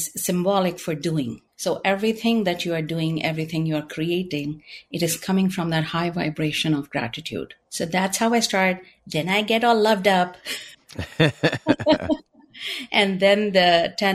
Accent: India; moved away; I am originally from India

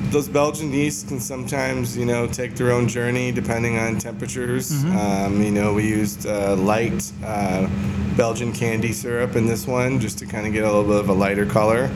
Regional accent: Michigan, United States; moved away as an adult; also born or lived in Pacific Northwest; now in Gilbert, United States; we're all from Michigan, all the guys that are part of this

